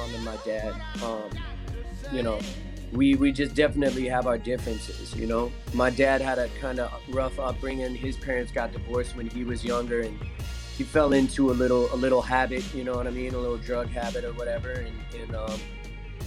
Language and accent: English; Estes Park, Colorado, United States; I'm originally from Estes Park, Colorado, so I grew up like in the middle of nowhere, Midwest